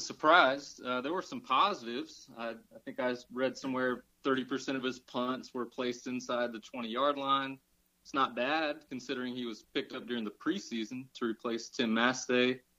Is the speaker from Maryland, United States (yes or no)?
no; Atlanta, Georgia, United States; I'm from Atlanta